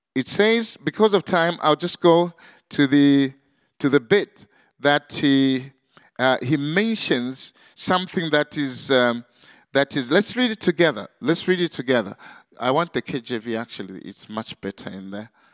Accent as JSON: {"language": "English", "country": "Zambia", "also_born_or_lived": "Manchester, United Kingdom", "said": "Zambia, uh, uh, my home country"}